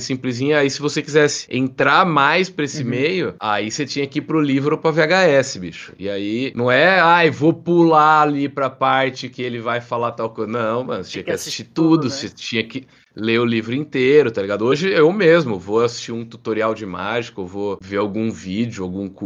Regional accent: Jaú, São Paulo, Brazil; Eu sou de Jaú, interior de São Paulo.

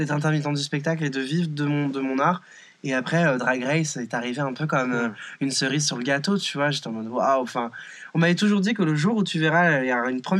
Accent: France; je suis française, je suis en mode oh waouh, baby, c'est trop bien.

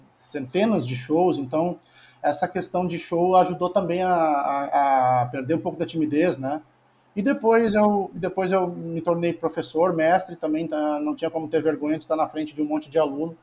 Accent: Porto Alegre, Rio Grande do Sul, Brazil; moved away as an adult; also born or lived in Torres, Brazil; now in Florianópolis, Brazil; Nasci numa cidade que era na beira do mar, que é em Torres. Aí morei 22 anos em Porto Alegre

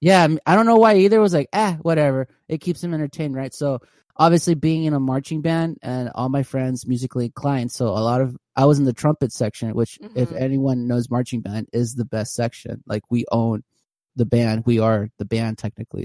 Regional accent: California, United States; moved away as an adult; now in Houston, United States; I'm originally from California, so I graduated high school, moved to Texas

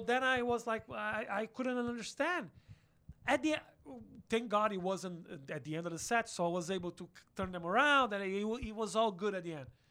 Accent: Porto Alegre, Rio Grande do Sul, Brazil; English is a second language; moved away as an adult; also born or lived in São Paulo; now in United States; I'm from a small city called Porto Alegre. It's a city on the south.

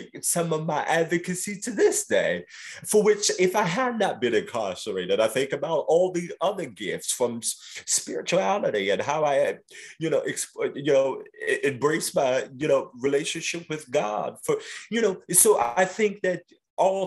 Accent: New York City, New York, United States; I grew up in South Jamaica, Queens

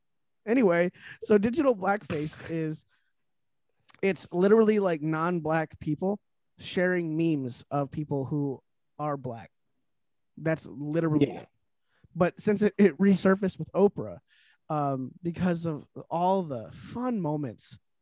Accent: Ireland; you know, I'm Irish and I find that very offensive

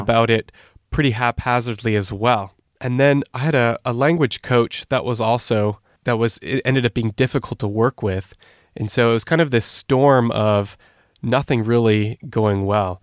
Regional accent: Canada; moved away as an adult; also born or lived in Turkey; now in Switzerland; I grew up in Canada. I'm not, uh, native to Switzerland, as you might tell from my accent.

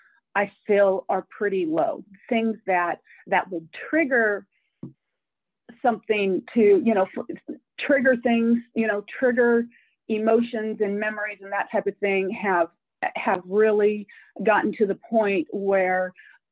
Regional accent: Oregon and Washington, Pacific Northwest, United States; moved away as an adult; now in Splendora, United States; I grew up in Oregon and Washington, so Pacific Northwest.

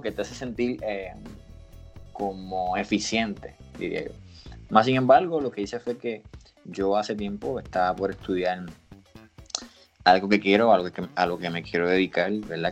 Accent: Puerto Rico; soy de Puerto Rico

